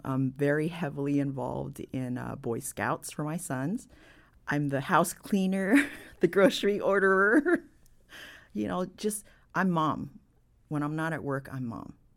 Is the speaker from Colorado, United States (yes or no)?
no; San Francisco, California, United States; I'm born and raised in San Francisco